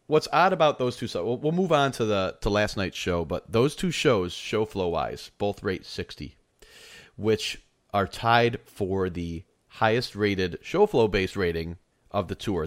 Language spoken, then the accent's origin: English; New York, United States; moved away; I'm from New York originally